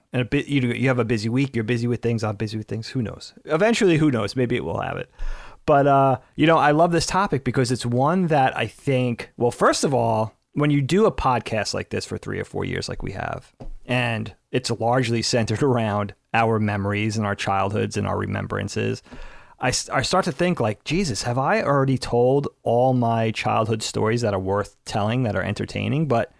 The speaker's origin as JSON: {"language": "English", "region": "Northeast", "country": "United States", "tie": "born or raised there", "said": "growing up in the Northeast, the woods were a big part of our surroundings. We grew up in the suburbs"}